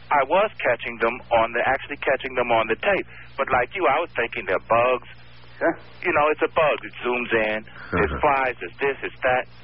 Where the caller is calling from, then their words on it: New York City, New York, United States; I'm calling from Brooklyn.